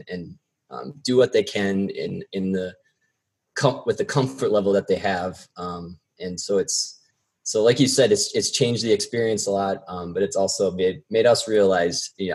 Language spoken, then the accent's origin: English; South Dakota, United States; moved away as an adult; I'm actually originally from South Dakota. So I moved out here to work in politics right after college